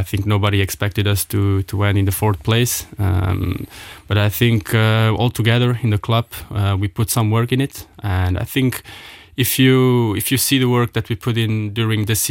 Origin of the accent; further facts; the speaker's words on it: Ettelbruck, Diekirch, Luxembourg; I grew up in Ettelbruck